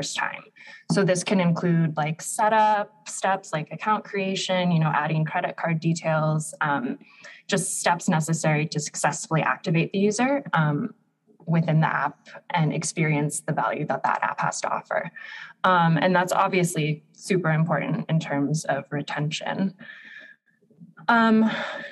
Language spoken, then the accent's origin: English; Seattle, Washington, United States; moved away as an adult; now in Berlin, Germany; I again grew up in Seattle, so I'm used to the rain.